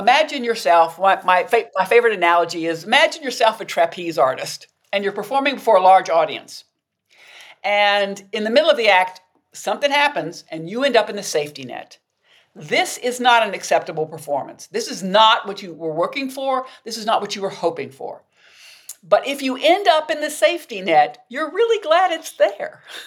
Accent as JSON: {"language": "English", "region": "the South", "country": "United States", "tie": "born or raised there", "said": "I grew up in the South, and as a Southern woman"}